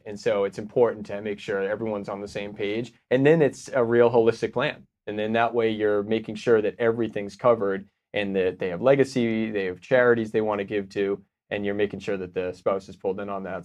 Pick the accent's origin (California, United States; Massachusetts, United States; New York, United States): Massachusetts, United States; Boston; moved away as an adult; now in Austin, United States; I'm from Boston.